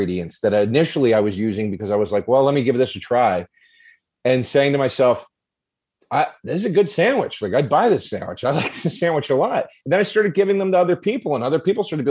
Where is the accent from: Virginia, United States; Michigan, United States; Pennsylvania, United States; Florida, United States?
Pennsylvania, United States; Collegeville; also born or lived in Norristown, Pennsylvania; I grew up in Trapp, Collegeville, Pennsylvania